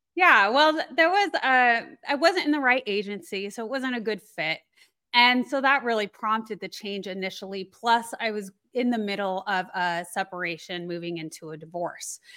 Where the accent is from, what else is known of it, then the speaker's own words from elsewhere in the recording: Colorado, United States; I grew up in Colorado, so I was very used to the elements